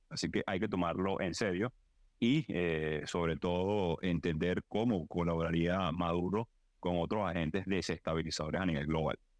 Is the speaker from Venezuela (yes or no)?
yes; Venezuela; nosotros pedimos como venezolanos